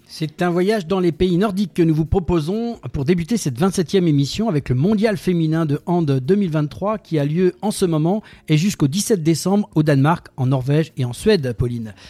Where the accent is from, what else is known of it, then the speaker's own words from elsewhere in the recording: France; chez nous en France